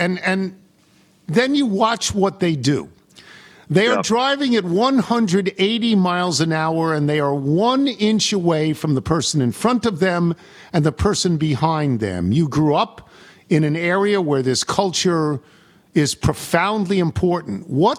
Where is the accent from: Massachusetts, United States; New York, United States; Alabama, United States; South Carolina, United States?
New York, United States; Long Island; I'm the Long Island boy.